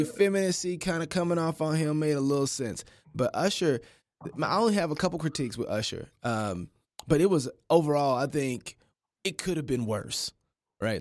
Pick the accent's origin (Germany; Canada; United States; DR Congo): United States; Kansas City; I'm from Kansas City